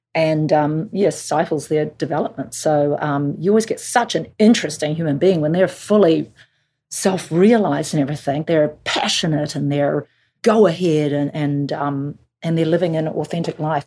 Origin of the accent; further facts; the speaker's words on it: Auckland, New Zealand; moved away; let's make it in my hometown because I'm excited to bring people to Auckland